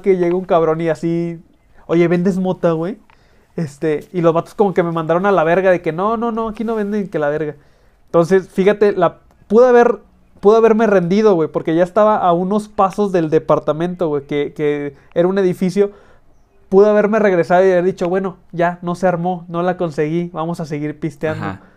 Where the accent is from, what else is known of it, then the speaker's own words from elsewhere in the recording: northern Mexico, Mexico; accent: norteño; con mi pinche acento norteño